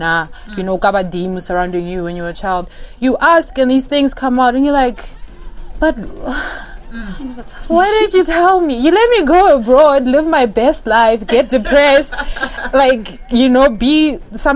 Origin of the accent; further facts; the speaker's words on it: Pretoria, Gauteng, South Africa; moved away as an adult; also born or lived in California; I'm originally from Mamelodi in Pretoria.